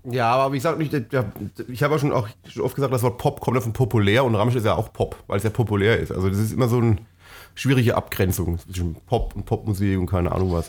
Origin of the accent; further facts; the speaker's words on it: Franconia, Bavaria, Germany; bei uns ist ja, ist ja sehr, äh, war ja sehr fränkisch geprägt, wo ich aufgewachsen bin